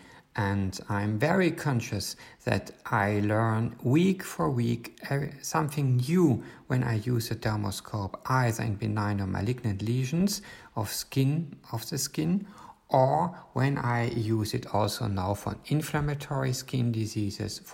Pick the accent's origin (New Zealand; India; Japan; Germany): Germany; from Germany